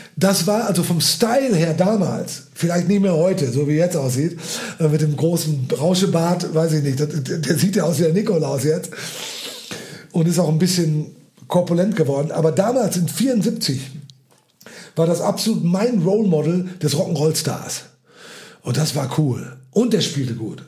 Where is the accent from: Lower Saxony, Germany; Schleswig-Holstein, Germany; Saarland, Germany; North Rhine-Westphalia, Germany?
North Rhine-Westphalia, Germany; ich bin doch geborener Westfale